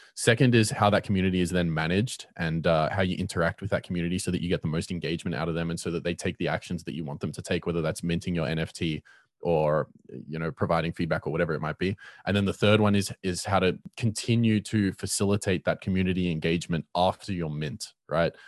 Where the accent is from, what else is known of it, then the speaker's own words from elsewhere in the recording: Cape Town, Western Cape, South Africa; I'm from Cape Town and I run a lot of networking events here